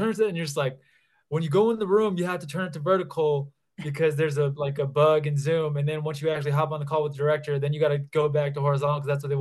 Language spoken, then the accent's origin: English; Bavaria, Germany; also born or lived in Texas / Italy; now in Denver, United States; I actually, so I'm in Colorado right now. I'm in the Denver area, but I grew up in Europe. So my family was in the military. So I grew up in southern Bavaria in Germany.